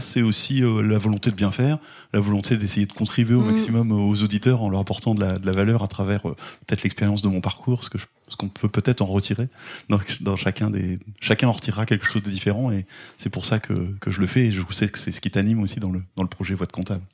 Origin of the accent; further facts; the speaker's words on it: Caen, Normandy, France; now in Granville, France; je suis né à Caen, euh, pas très loin d'ici, euh, donc en, Normandie. je suis originaire de, Caen